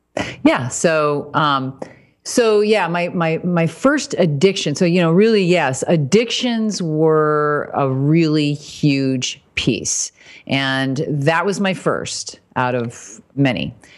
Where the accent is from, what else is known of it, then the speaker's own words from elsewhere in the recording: Fort Wayne, Indiana, United States; moved away; I was raised in Indiana, Fort Wayne, so Midwest